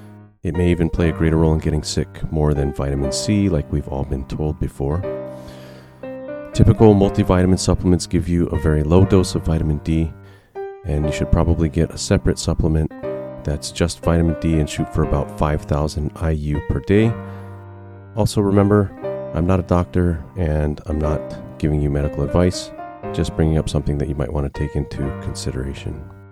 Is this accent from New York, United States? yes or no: no; Lemoore, California, United States; born there; I was born in Lemoore.